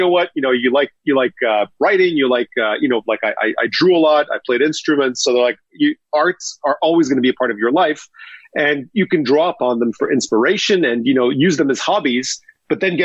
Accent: Montreal, Quebec, Canada; I grew up in Montreal

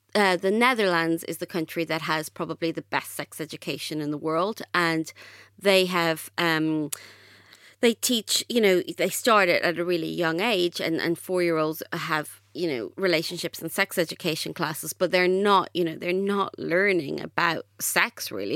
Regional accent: Ireland; I grew up in Ireland and I went to a Catholic state school

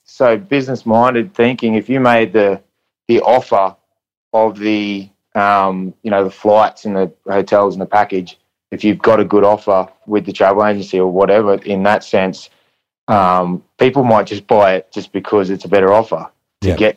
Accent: Goondiwindi, Queensland, Australia; moved away; I grew up in Gundawindi, it's 5 hours west of Brisbane.

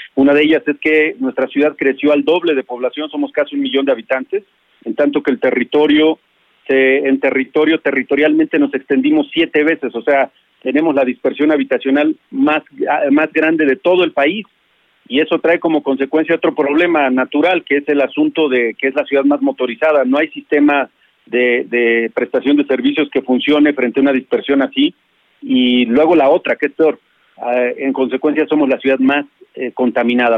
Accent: Toluca, State of Mexico, Mexico; Yo eh, no nací en Toluca, pero soy de Toluca

